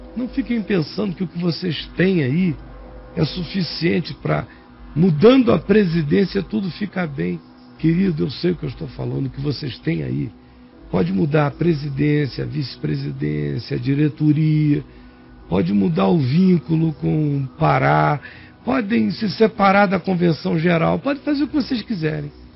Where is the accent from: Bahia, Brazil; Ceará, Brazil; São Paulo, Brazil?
Bahia, Brazil; Nazaré; moved away; Eu sou daí, meu querido. Eu nasci em Nazaré